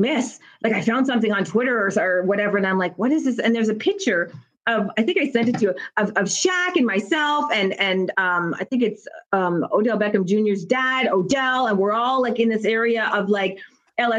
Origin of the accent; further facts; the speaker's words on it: Canada; moved away as an adult; also born or lived in United States; I'm from Canada